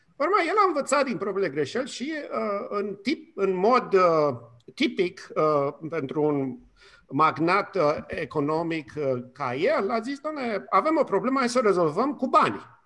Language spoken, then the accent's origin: Romanian; Romania; moved away as an adult; now in United States; am plecat din România acum 30 de ani și mă trezesc înapoi în România de acum 30 de ani